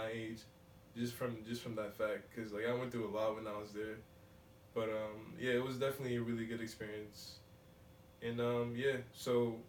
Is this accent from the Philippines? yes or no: no; Lynn, Massachusetts, United States; also born or lived in Nigeria / Canton, Massachusetts / Salem, Massachusetts; So pretty much I was born in Nigeria, you know. I came here when I was 6. And, you know, my family was, you know, my mom, my dad, you know, my nuclear family all together, we moved here. My younger brother was born here, but, yeah, I lived in Lynn